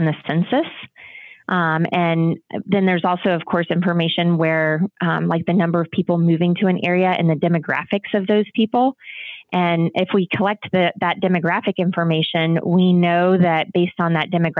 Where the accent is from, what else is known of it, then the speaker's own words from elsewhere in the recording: the South, United States; I'm from the South myself